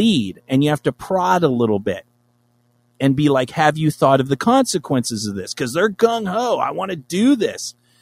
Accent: Los Angeles, California, United States; I'm from Los Angeles.

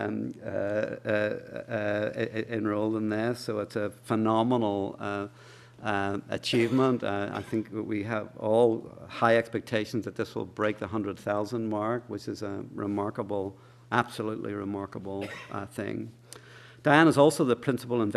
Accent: Ireland; as we Irish say

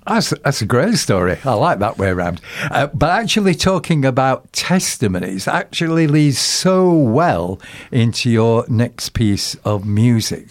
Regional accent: Sheffield, Yorkshire and the Humber, United Kingdom; now in Bournemouth, United Kingdom; it is my hometown

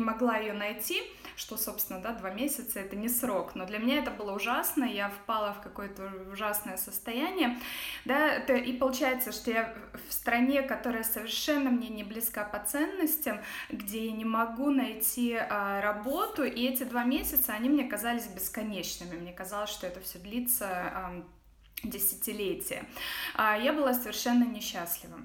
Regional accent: Russia; moved away as an adult; also born or lived in Ghana / Dubai / Netherlands / Luxembourg; now in United States; я уехала из России восемь ле-, восемь с половиной лет назад

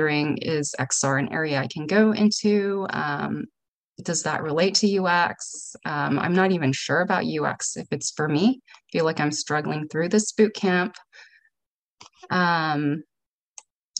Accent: San Francisco, California, United States; I'm from San Francisco.

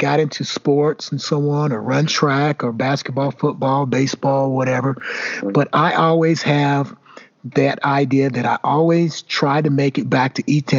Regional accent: Elizabethtown, Kentucky, United States; moved away as an adult; I still love my hometown.

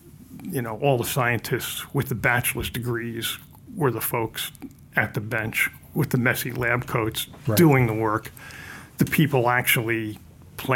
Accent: Mount Vernon, New York, United States; also born or lived in Bronx, New York; first few years of my life, lived in the Bronx. I guess by the time I was about 2.5, my parents moved 5 miles north into the suburbs in Mount Vernon.

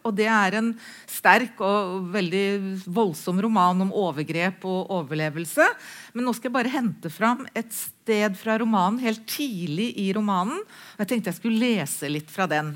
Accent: Halden, Viken, Norway; Jeg er oppvokst i Halden

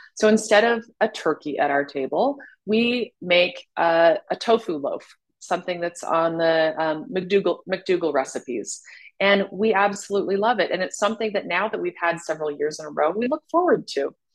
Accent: Salt Lake City, Utah, United States; I was born and raised in Salt Lake City, Utah

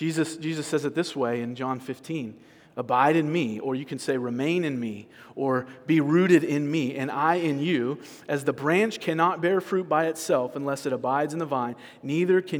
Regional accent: California, United States; I'm from California

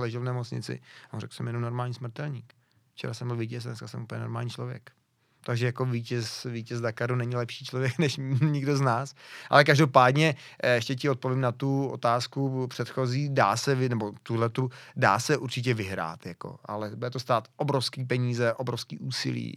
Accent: near Pardubice, Pardubice Region, Czechia; jsem kousek od Pardubic

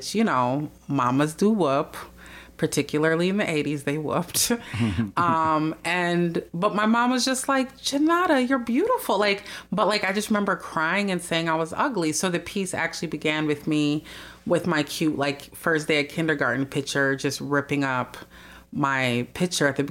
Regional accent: Minneapolis, Minnesota, United States; they came to Minneapolis, and I was the first person in our family born here.

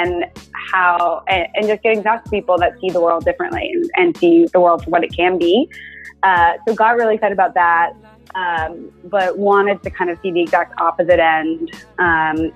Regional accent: Houston, Texas, United States; I was born in Houston, born and raised to a doctor

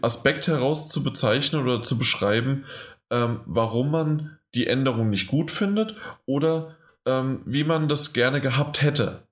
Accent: Germany; als Deutscher

